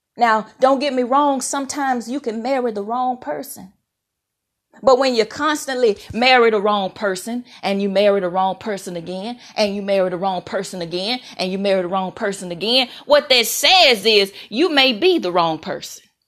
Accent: Mississippi, United States; moved away; I'm so thankful for how I was raised in Mississippi. I'm a proud Mississippi girl

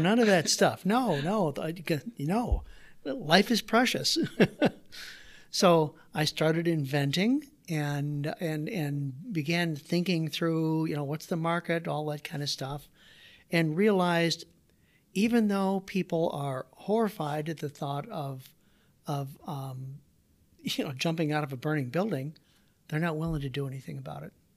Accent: Waterloo, Iowa, United States; also born or lived in Davenport, Iowa; I grew up, so I was born in Davenport, Iowa, did my grade school years in Waterloo.

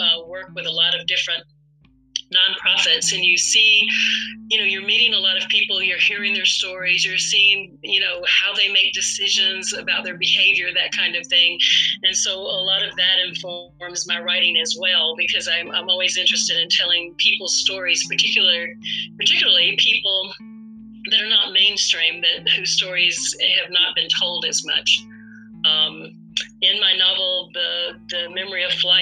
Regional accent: North Alabama, United States; moved away as an adult; now in Atlanta, United States; I grew up in North Alabama, as you read before, in a very rural area

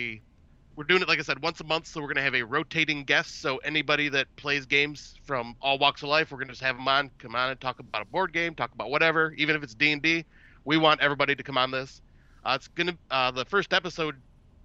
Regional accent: Northerners, Northern US, United States; us Northerners because like Michigan serves poutine and everything

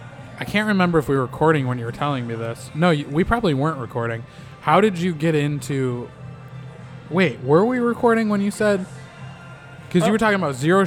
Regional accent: Minnesota, United States; moved away; I'm from the Midwest originally. Oh, yeah, where at? In Minnesota.

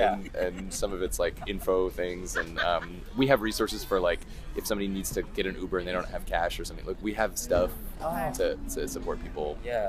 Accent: Bellingham, Washington, United States; I'm from Bellingham.

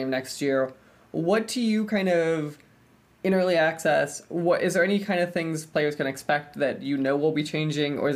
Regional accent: United States; I'm an American

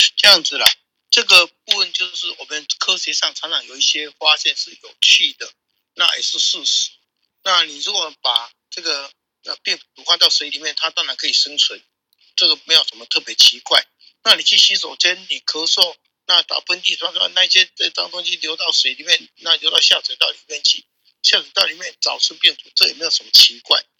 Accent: Taiwan; 我们台湾人

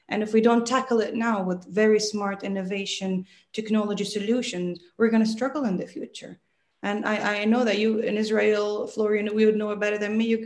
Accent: Dubai, United Arab Emirates; accent: American; also born or lived in England; I have a very American accent and they think, where, where are you from in the US? And I'm like, yeah from Dubai, but it's such a melting pot

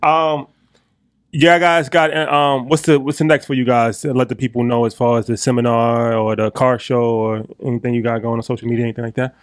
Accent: Westchester, New York, United States; we're from Westchester

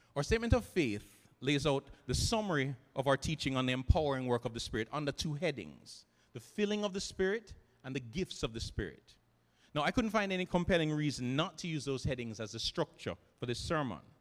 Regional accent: Jamaica; here in Jamaica, growing up in the Christian student movement

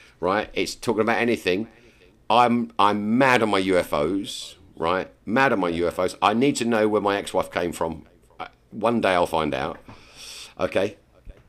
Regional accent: England, United Kingdom; I'm English

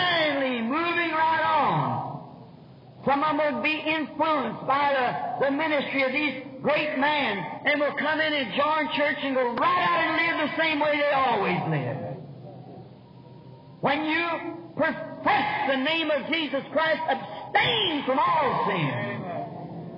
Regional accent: United States; as an American citizen

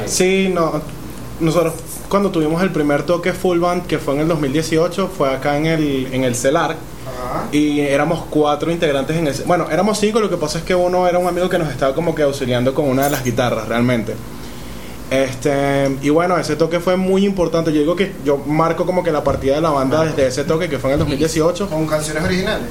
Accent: Caracas, Capital District, Venezuela; yo soy de Katia

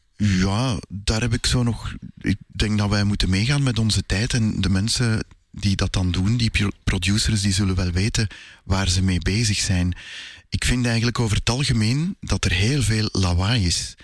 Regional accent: Sint-Genesius-Rode, Flanders, Belgium; also born or lived in Brussels; Ik eh, ben in Brussel geboren en ik heb eigenlijk altijd in Sint-Genesius-Rode gewoond.

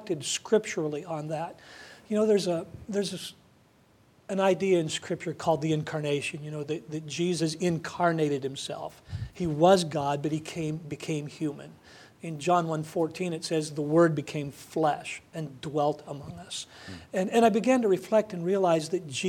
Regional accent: United States; as an American

